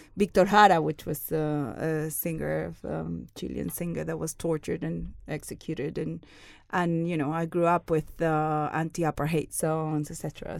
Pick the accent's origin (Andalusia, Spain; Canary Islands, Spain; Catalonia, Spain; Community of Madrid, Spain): Andalusia, Spain; Seville; I'm Spanish. I was born in Sevilla, in the south of Spain.